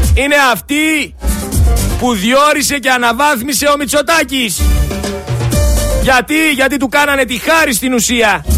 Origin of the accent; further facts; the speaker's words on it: Thessaloniki, Central Macedonia, Greece; είμαι από τη Θεσσαλονίκη